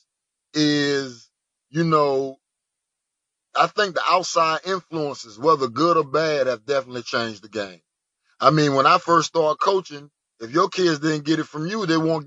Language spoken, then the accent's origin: English; Virginia Beach, Virginia, United States; my old high school back in Virginia Beach, Virginia. I'm from Virginia Beach.